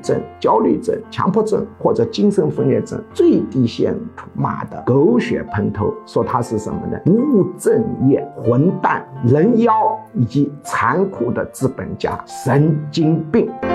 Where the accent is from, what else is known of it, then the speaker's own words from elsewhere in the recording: China; 那我们中国人就肯定要骂他人妖啊